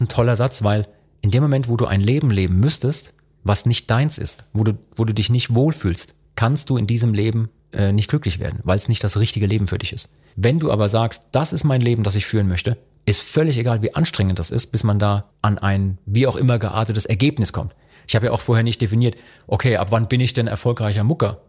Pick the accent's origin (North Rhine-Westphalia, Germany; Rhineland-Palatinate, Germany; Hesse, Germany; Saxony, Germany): Rhineland-Palatinate, Germany; wie ich aufgewachsen bin zum Beispiel, im Großraum Pfalz